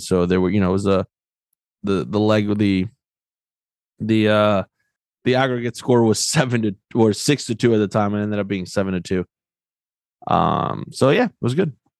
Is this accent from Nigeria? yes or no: no; Argentina; moved away; growing up in Argentina